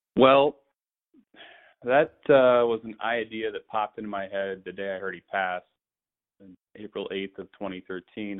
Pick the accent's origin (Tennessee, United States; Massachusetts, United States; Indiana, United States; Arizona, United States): Indiana, United States; moved away as an adult; now in Phoenix, United States; I was living in Indianapolis, and I'm I'm from Indiana